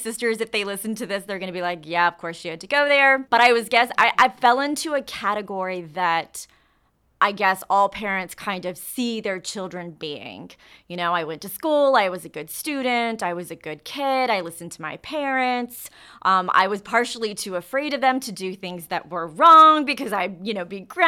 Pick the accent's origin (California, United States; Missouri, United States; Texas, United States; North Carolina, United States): Texas, United States; Katy; also born or lived in Houston / Dallas; I was born and raised in Katy, Texas. Lived there, obviously, until, you know, I graduated high school, and then I was in Houston for quite some time, and then I moved to Dallas, so.